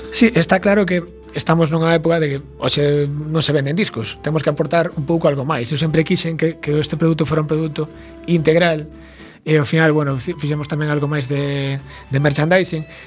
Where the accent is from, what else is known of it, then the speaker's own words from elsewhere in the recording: Carril, Galicia, Spain; also born or lived in Vigo / A Coruña / Ferrol; para Vigo e rematei agora en, bueno, en Ferrol, pero bueno, sendo de carril